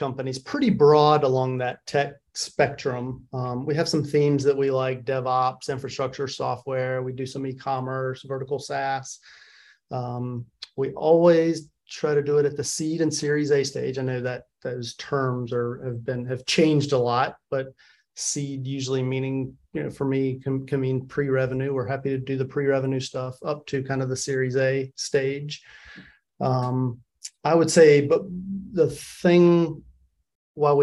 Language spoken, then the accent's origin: English; Wilmington, North Carolina, United States; now in Triangle area, North Carolina, United States; I'm from Wilmington, North Carolina. Grew up in a middle-class family.